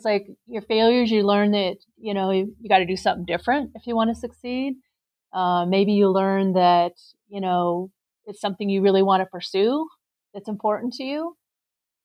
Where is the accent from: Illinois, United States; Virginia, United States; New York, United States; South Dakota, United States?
South Dakota, United States; Rapid City; now in Nevada, United States; I was born and raised in Rapid City, South Dakota